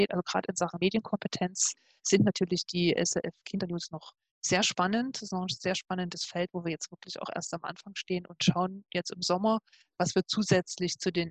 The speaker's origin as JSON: {"language": "German", "town": "Leipzig", "region": "Saxony", "country": "Germany", "moved": "as an adult", "lives_now": "Switzerland", "said": "Ich komme ursprünglich aus Leipzig und habe dort studiert"}